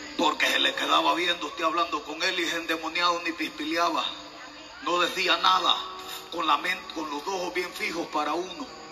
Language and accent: Spanish; El Salvador; como buen salvadoreño